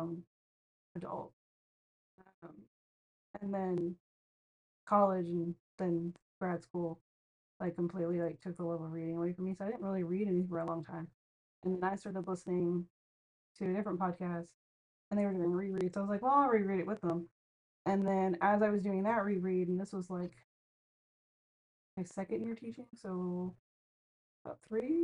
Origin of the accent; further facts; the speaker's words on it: United States; I'm American